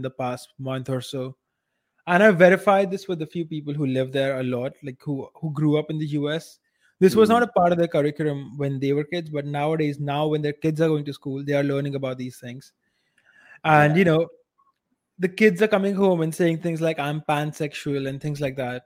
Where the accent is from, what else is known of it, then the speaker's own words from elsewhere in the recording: India; as an Indian.